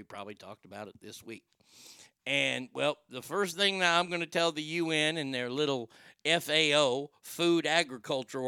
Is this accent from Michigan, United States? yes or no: no; Texas, United States; I'm from Texas